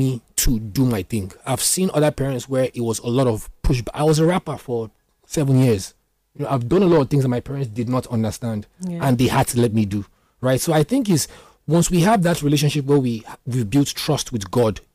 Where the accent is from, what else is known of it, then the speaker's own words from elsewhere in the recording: Isoko, Delta, Nigeria; I'm not even Igbo. I'm from Isoko Delta State